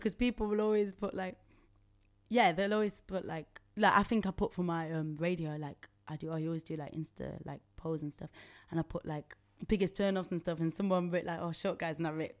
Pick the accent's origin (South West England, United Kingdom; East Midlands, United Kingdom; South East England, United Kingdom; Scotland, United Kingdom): East Midlands, United Kingdom; Nottingham; now in London, United Kingdom; especially in London, yeah, because I'm from Nottingham.